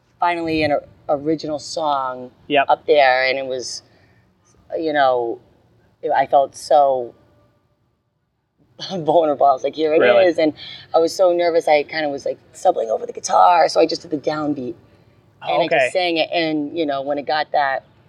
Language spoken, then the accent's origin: English; East Providence, Rhode Island, United States; I grew up in East Providence